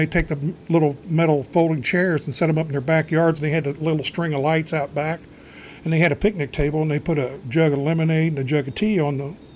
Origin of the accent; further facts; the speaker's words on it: New Albany, Indiana, United States; also born or lived in Louisville, Kentucky; New Albany, about a mile down from the wood shop here